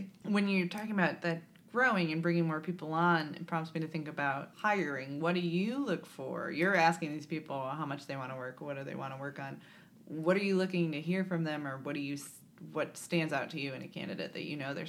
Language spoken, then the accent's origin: English; Chicago, Illinois, United States; moved away as an adult; also born or lived in Virginia; now in Columbus, United States; I'm from Chicago, and I was like, I'll go back to Chicago. And then I lived in the South for 10 years.